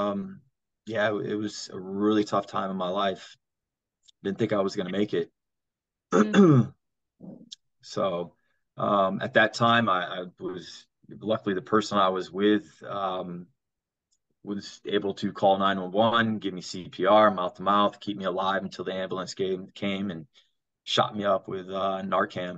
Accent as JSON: {"language": "English", "region": "South Florida", "country": "United States", "tie": "born or raised there", "said": "I grew up here in South Florida"}